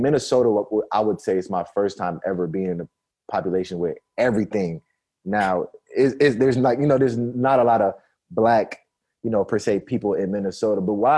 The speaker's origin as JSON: {"language": "English", "country": "Nigeria", "tie": "born there", "said": "I'm like African American, but I was born in Nigeria. So like my parents, like I'm 100% African."}